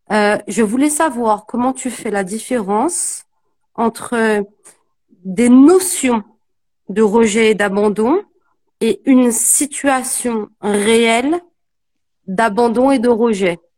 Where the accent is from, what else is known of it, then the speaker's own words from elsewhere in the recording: French Guiana; moi, je suis une Guyanaise